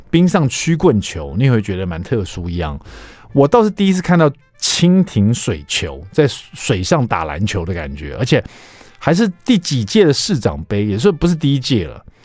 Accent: Taiwan; 我们台湾人做那种， 呃， 这种三层肉的卤肉

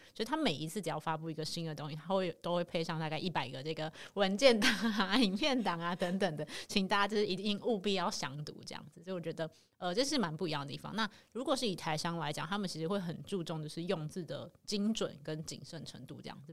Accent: Taiwan; 你也是台湾人，我也是台湾人

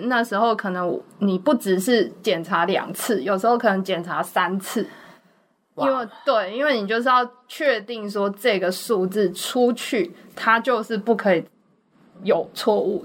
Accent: Changhua County, Taiwan; also born or lived in Singapore; now in Taipei, Taiwan; 我老家就是在彰化嘛，嗯。所以那个求学就业之后就都在台北

